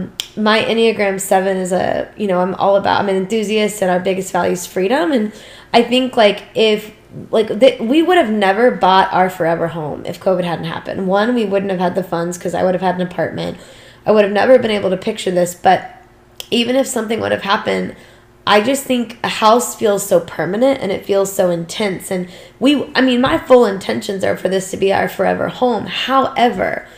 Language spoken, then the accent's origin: English; United States; we were as an American society